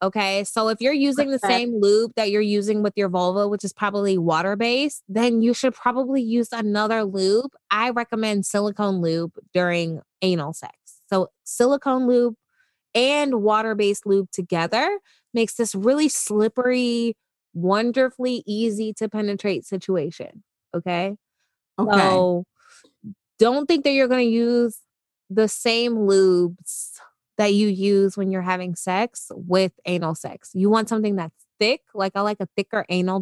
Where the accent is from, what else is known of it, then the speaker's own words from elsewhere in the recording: United States; I'm such an American